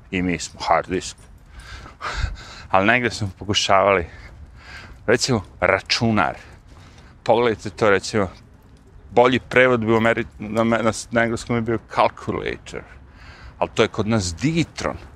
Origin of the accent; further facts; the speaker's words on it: Serbia; now in United States; ja u zemlju iz koje sam došao iz Srbije, ili tako, mi tamo nikad nismo.